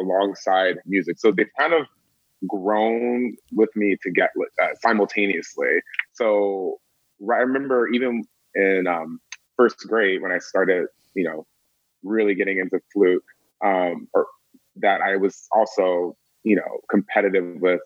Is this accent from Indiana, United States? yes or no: no; Atlanta, Georgia, United States; I'm from Atlanta, Georgia